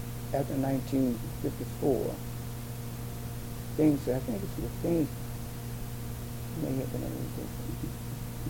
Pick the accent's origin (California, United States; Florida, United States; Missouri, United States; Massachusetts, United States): Missouri, United States; St. Louis; I grew up with in St. Louis